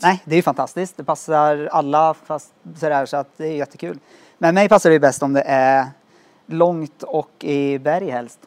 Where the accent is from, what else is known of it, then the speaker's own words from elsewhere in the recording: Skövde, Västra Götaland, Sweden; Jag är från Skövde som sagt och spelat fotboll där i många år